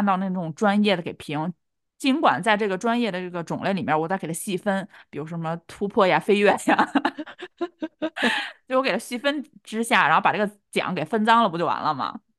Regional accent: China; 结果颁给了我们两个就是土生土长的大陆的艺人

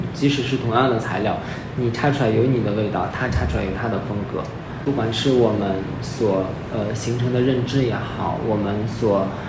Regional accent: China; 我们是作为一个中国人，我们是嗯。生活在这个文化环境里面的

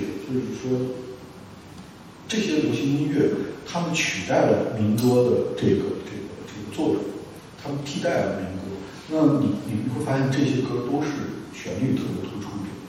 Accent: Lanzhou, Gansu, China; moved away; 一下我从兰州来的，光熙一下，然后住在东四一地下室里边，当时发大水就下雨，然后那周周围都是发霉的那种胡同的气息

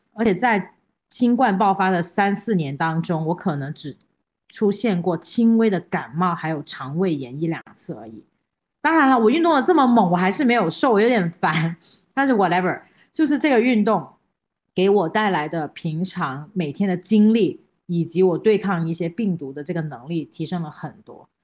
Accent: China; 我们中国人

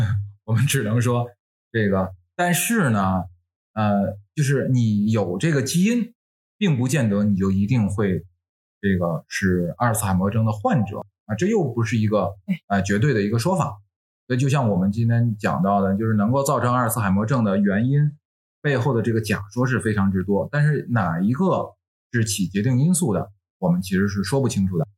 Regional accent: Tianjin, China; accent: Tianjin dialect; 像我们天津，我，我是天津的，那我天津话，我随口就说

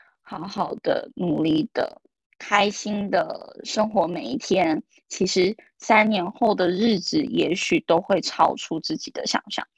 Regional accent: Taiwan; moved away as an adult; now in Shanghai, China; 因为我是从台湾来大陆工作的嘛，然后我在这里也没有家人，

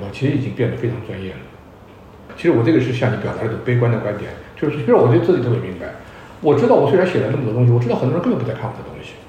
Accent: China; 我们中国人

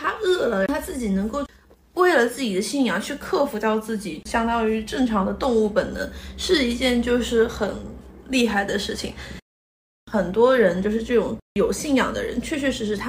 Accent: China; 你这个这跟中我们中国人拜财神爷的

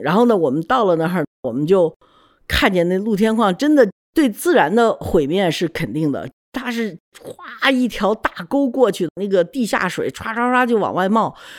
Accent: China; also born or lived in United States; 对我作为一个中国人来讲呢，震撼特别特别大

